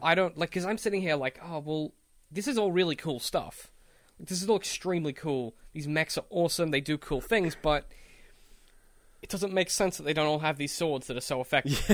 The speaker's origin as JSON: {"language": "English", "country": "Australia", "said": "as an Australian"}